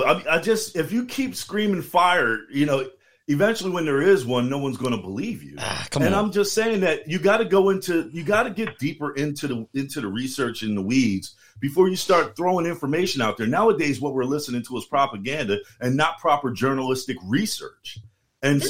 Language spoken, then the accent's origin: English; the North, United States; moved away; also born or lived in the South; I'm from the North